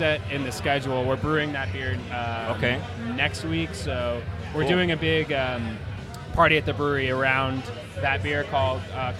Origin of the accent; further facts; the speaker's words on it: California, United States; I'm from California.